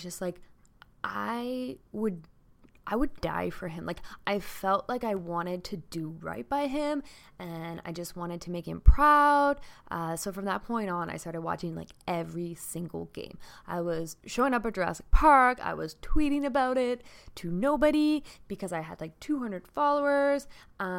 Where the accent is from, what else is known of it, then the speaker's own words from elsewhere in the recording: the Maritimes, Canada; moved away as an adult; now in Toronto, Canada; Growing up in the Maritimes